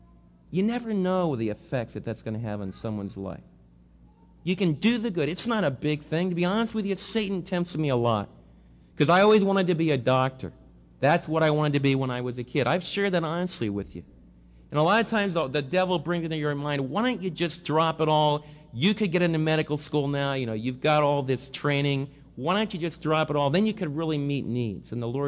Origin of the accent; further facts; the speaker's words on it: Northeast, United States; In fact, I came from the Northeast where you don't even look at people in the eye.